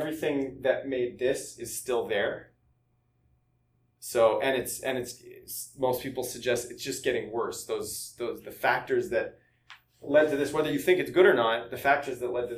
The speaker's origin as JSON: {"language": "English", "country": "Canada", "said": "I'm Canadian"}